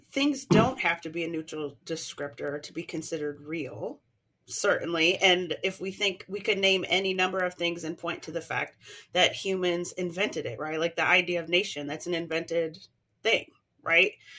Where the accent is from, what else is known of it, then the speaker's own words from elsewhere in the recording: United States; because I'm American